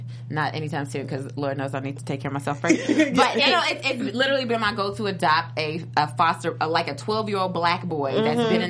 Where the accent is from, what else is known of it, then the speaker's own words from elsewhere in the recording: Kentucky, United States; I'm from Kentucky